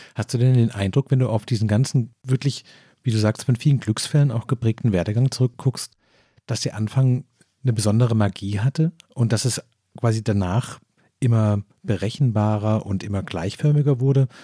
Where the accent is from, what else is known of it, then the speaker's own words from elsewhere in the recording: Stuttgart area, Baden-Württemberg, Germany; ich komme aus dem Großraum Stuttgart